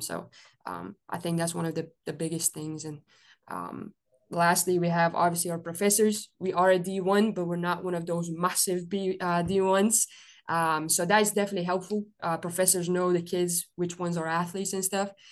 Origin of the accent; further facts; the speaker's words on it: Belgium; moved away as an adult; now in United States; I'm originally from Belgium